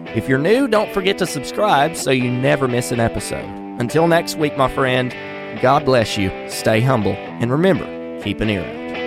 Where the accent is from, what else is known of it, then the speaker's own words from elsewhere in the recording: North Carolina, United States; my home state of North Carolina